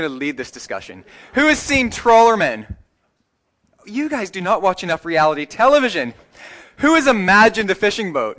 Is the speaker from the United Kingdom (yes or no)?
no; Canada; moved away; if you go to my hometown, it doesn't matter what anyone was, what any job they do, if you ask them what kind of town this is, they say, this is a hockey town. That's in Canada